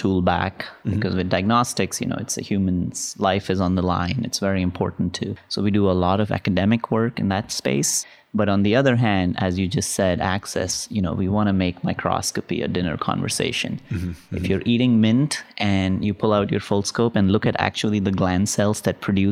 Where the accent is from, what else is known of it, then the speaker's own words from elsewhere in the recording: India; now in United States; I grew up in India